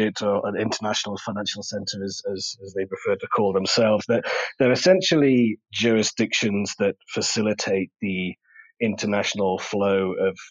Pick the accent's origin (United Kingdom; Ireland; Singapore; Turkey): United Kingdom; England; moved away as an adult; also born or lived in Germany / Cayman Islands; now in Bermuda; I grew up in England, as you can probably tell from the way I speak